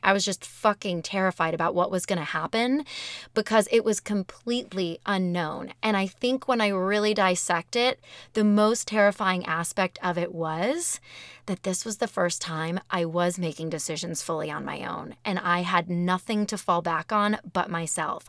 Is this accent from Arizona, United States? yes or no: yes; Arizona, United States; growing up in Arizona